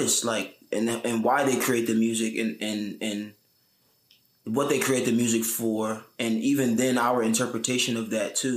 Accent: Newark, New Jersey, United States; also born or lived in Elizabeth, New Jersey / Irvington, New Jersey; I was born and raised in Newark, New Jersey.

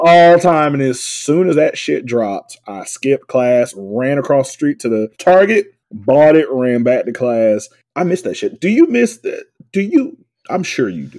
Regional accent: the South, United States; I was from the South

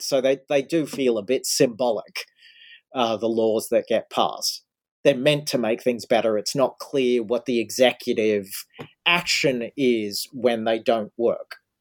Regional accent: Australia; now in United States; I grew up in Australia, now I'm living in the States.

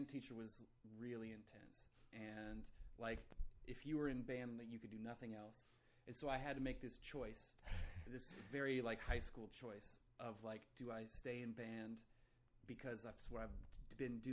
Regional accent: Iowa, United States; moved away as an adult; now in Los Angeles, United States; I'm from Iowa originally.

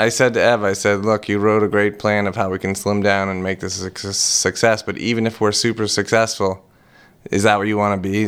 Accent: Boston, Massachusetts, United States; I was born in Boston, raised on welfare

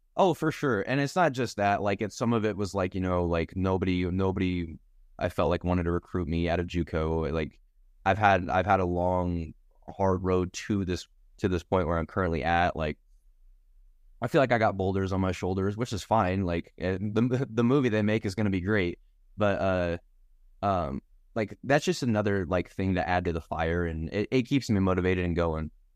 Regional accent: Norman, Oklahoma, United States; moved away as an adult; now in Lincoln, United States; I'm from Norman, Oklahoma

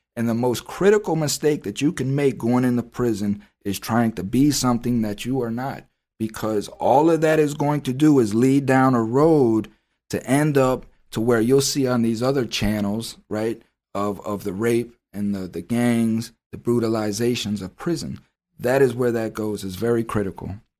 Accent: United States

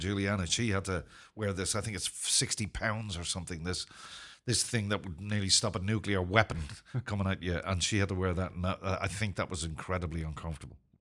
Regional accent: Ireland; also born or lived in Zimbabwe; I'm not British. I'm Irish

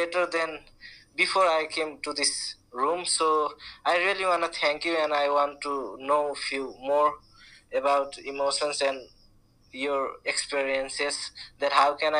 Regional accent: Nepal; I'm from Nepal.

